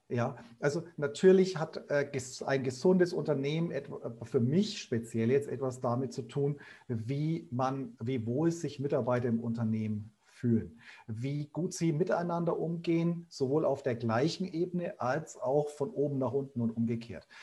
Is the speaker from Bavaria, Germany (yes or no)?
yes; Bayreuth, Bavaria, Germany; accent: Upper Franconian; ich bin waschechter Oberfranke, also komme aus Bayreuth, wie man hört